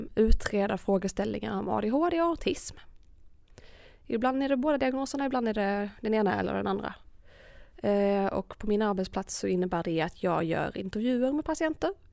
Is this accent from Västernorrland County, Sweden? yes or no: no; Malmö, Skåne, Sweden; moved away as an adult; also born or lived in Örebro; jag flyttade ju hemifrån också då när jag påbörjade min utbildning eftersom jag flyttade från Malmö till Örebro